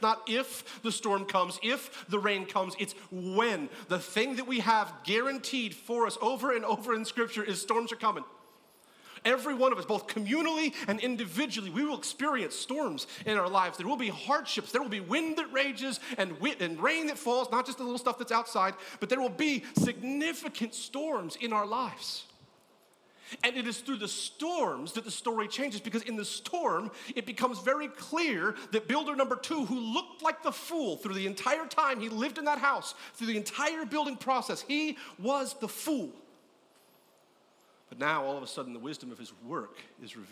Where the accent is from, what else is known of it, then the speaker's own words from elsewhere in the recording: California, United States; I grew up in California